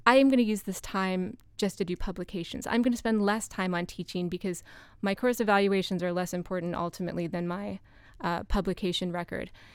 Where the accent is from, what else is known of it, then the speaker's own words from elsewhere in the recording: United States; as an American